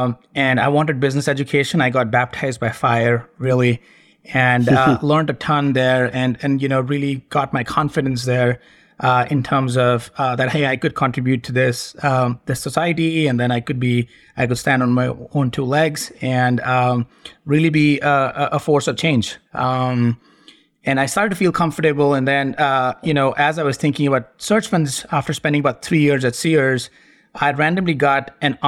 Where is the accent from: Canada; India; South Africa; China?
India; it won't come as a surprise that I was born and brought up in India. My dad was an army officer back in the day, and we traveled a lot. I changed schools 12 times growing up